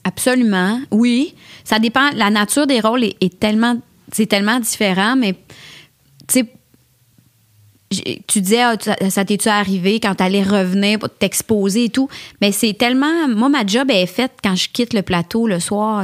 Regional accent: L'Assomption, Quebec, Canada; also born or lived in Montreal; je viens de l'Assomption, c'était à 30-35 minutes

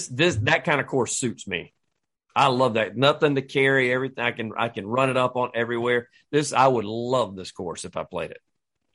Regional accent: United States; I'm still an American.

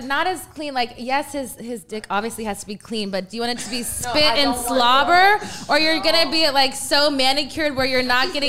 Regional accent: Texas, United States; I was raised my parents yeah, are both from bad. The Bronx, so like I'm raised more East Coast than I am, even though I was raised in the South. But I have East Coast influence for me.

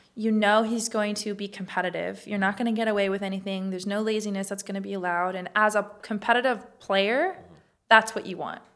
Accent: Los Angeles, California, United States; moved away as an adult; also born or lived in Wyoming; I'm from California, born and raised from L

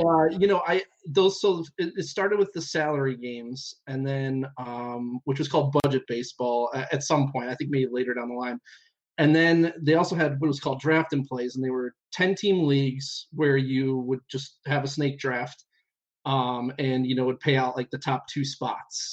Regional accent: Cleveland, Ohio, United States; We're from Cleveland

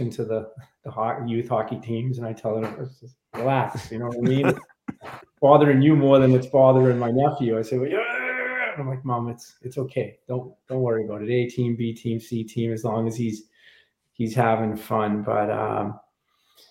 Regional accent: Boston, Massachusetts, United States; moved away as an adult; now in South Carolina, United States; growing up in Dorchester, you were challenged

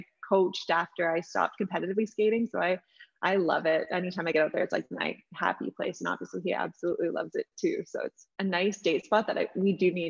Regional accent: Northern Ontario, Canada; moved away as an adult; also born or lived in Florida / Vancouver; I grew up in Northern Ontario, a small town, a lot of snow, and had a childhood dream of going to school somewhere hot, and it somehow worked out. So I moved down to Florida for dental school

